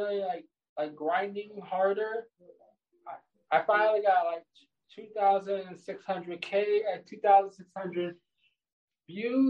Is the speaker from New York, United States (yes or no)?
yes; New York, United States; I'm from the state of New York.